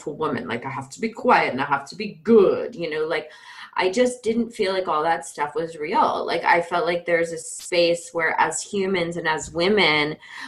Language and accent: English; Georgia, United States; I grew up in Georgia in the Bible Belt. So I'm a Georgia girl